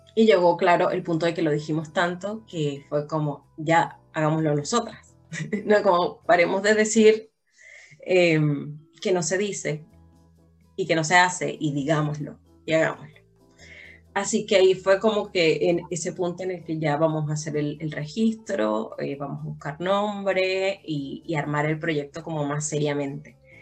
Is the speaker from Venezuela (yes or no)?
yes; Venezuela; now in Chile; nosotras siendo venezolanas